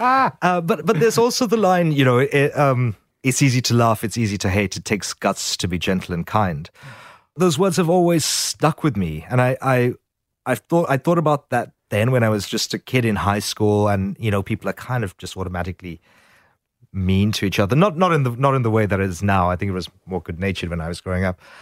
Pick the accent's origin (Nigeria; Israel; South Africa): South Africa; now in Sydney, Australia; growing up in South Africa